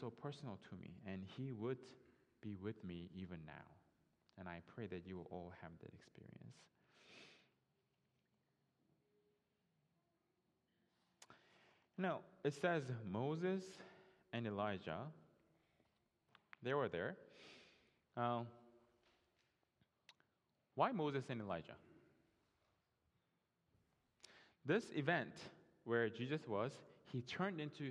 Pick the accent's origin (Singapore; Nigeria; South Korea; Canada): South Korea; English is a second language; moved away as an adult; now in United States